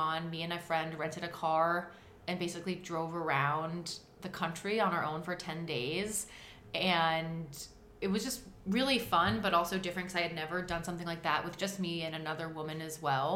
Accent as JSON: {"language": "English", "country": "United States", "also_born_or_lived": "Jordan", "said": "as someone who's obviously American in my appearance and when I speak"}